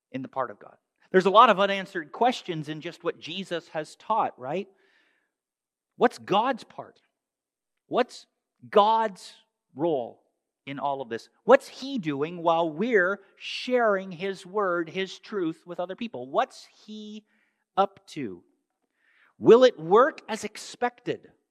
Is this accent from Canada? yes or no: yes; Canada; moved away; growing up in Canada